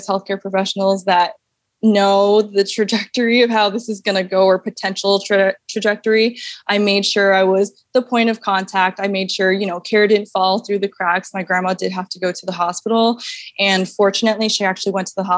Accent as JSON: {"language": "English", "region": "New York", "country": "United States", "tie": "born or raised there", "also_born_or_lived": "Hawaii", "moved": "as an adult", "said": "I'm born and raised in New York"}